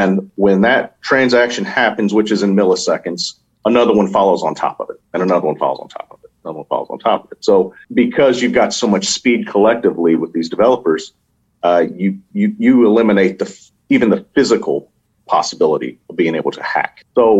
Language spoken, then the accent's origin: English; Louisville, Kentucky, United States; You know, I'm from Louisville, Kentucky. You know, we're just country boys there.